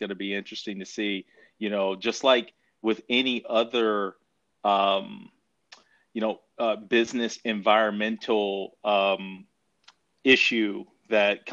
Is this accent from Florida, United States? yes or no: no; Commerce, Texas, United States; also born or lived in Denton, Texas; I grew up in a small town about an hour northeast of Dallas, Texas, called Commerce, Texas.